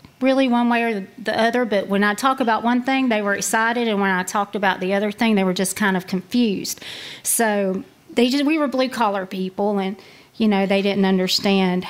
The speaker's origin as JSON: {"language": "English", "town": "Wildwood", "region": "Florida", "country": "United States", "tie": "born or raised there", "said": "I grew up in Wildwood, Florida"}